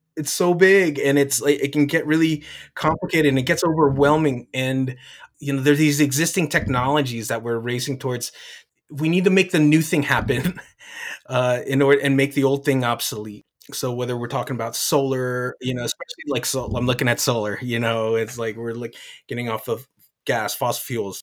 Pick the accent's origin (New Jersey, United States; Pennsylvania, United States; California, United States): New Jersey, United States; moved away; I'm from the East Coast. I'm from Jersey. My parents are from the Philippines